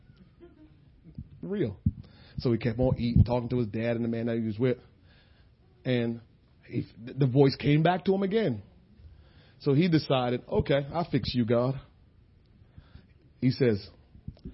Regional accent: New Jersey, United States; We said, New Jersey

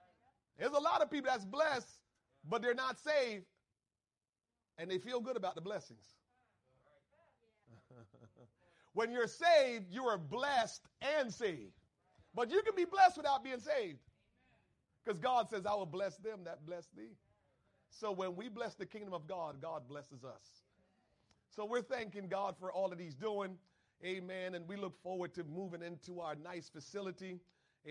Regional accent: Trenton, New Jersey, United States; I grew up in Trenton.

